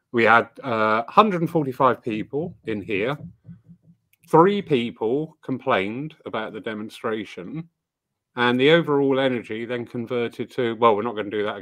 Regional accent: United Kingdom; Well, we are British.

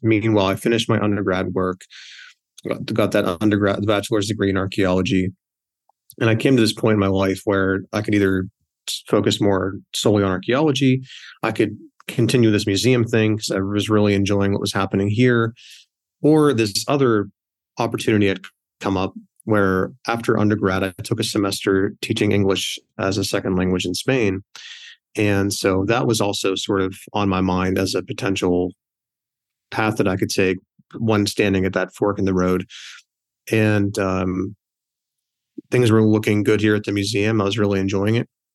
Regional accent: Scottdale, Pennsylvania, United States; I was born and raised here in this town

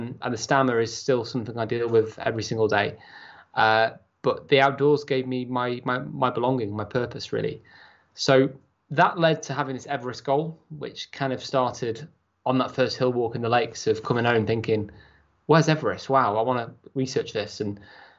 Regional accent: Chester, North West England, United Kingdom; I was brought up in Chester, had a great start in life

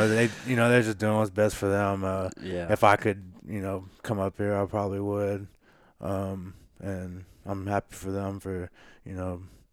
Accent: Carbondale, Illinois, United States; born there; So I was born in Carbondale, Illinois, and my mom married a guy that lived over there, and so I stayed over there, I want to say, until fifth, sixth grade

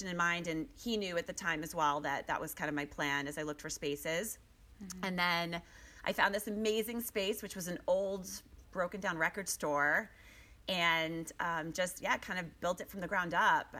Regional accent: Boston, Massachusetts, United States; moved away as an adult; also born or lived in Pennsylvania; now in Chicago, United States; I'm actually from Boston, like outside of Boston.

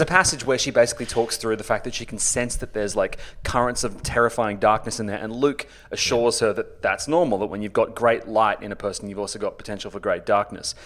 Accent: Australia; I'm an Australian author, broadcaster

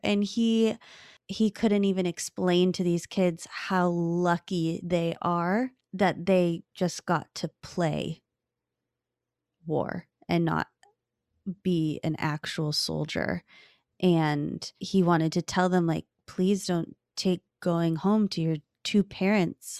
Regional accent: California, United States; growing up in California

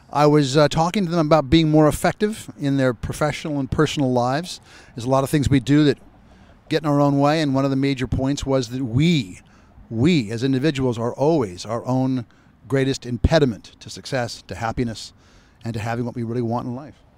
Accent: Phoenix, Arizona, United States; I was born and raised in Phoenix, Arizona, with one brother and one sister

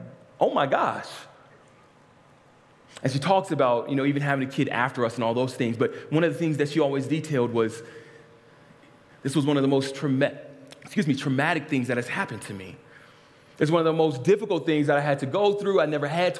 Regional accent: Lynwood, California, United States; I was born in St. Francis Hospital in Linwood, California.

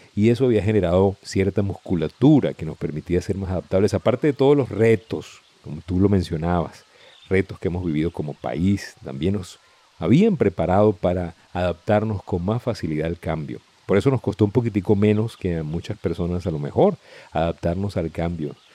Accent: Venezuela

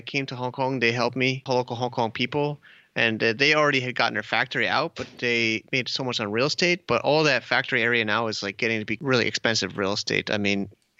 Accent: United States; moved away as an adult; also born or lived in New York; now in China; I'm American myself

